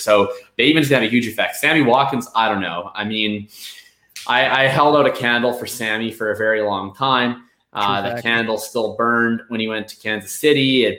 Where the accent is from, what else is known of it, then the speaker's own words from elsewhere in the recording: Winnipeg, Manitoba, Canada; I'm from Winnipeg. I'm a Métis person from Red River Colony.